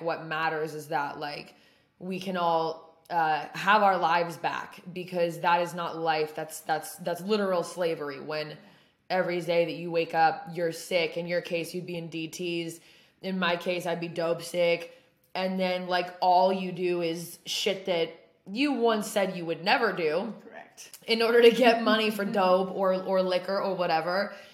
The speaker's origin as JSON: {"language": "English", "region": "Oregon", "country": "United States", "tie": "born or raised there", "moved": "yes", "said": "my hometown, which is in Oregon"}